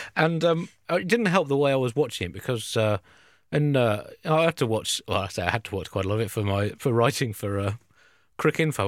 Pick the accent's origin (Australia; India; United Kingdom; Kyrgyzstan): United Kingdom; South East England; growing up and being a middle-class English person from the southeast